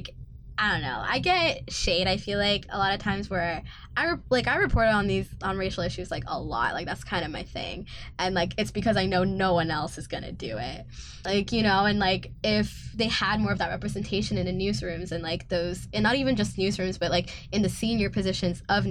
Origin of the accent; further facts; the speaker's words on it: United States; now in Canada; I'm also from the States